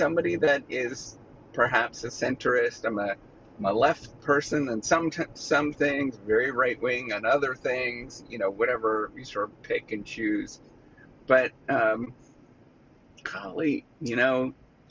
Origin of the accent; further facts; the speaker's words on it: Canada; now in United States; when I go back home, I'm Canadian